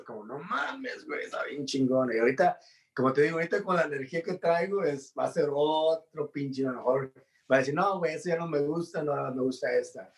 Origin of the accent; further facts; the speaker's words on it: Mexico; los mexicanos somos